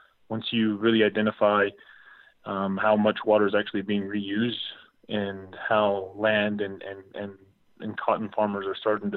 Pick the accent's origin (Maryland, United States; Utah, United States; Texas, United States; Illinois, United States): Texas, United States; Odessa; I'm from Odessa originally